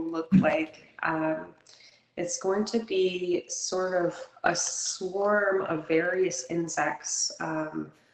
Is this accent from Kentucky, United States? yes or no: yes; Kentucky, United States; also born or lived in New England; now in Florence, United States; I'm actually originally from Kentucky